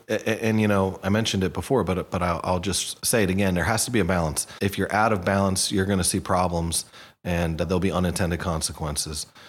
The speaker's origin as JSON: {"language": "English", "town": "Hamilton", "region": "New Jersey", "country": "United States", "tie": "born or raised there", "also_born_or_lived": "Princeton", "said": "I was born in Princeton at the, at the hospital, but I was raised in Hamilton, so just a stone throw away"}